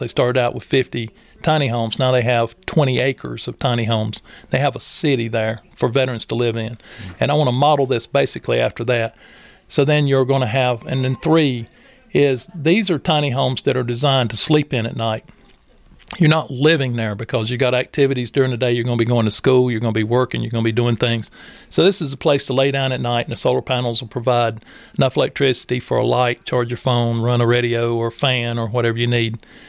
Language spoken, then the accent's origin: English; Robbins, North Carolina, United States; I grew up in Robbins